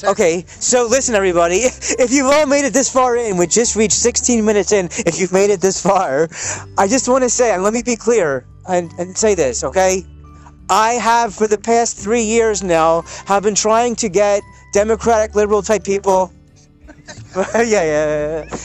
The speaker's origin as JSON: {"language": "English", "country": "United States", "said": "an American Jewish person"}